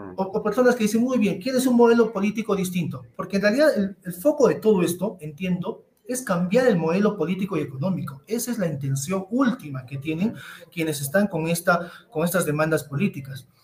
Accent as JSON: {"language": "Spanish", "region": "Cusco", "country": "Peru", "said": "todos somos peruanos, todos somos cusqueños"}